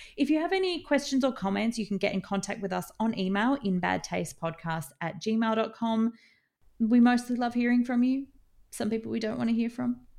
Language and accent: English; Australia; as an Australian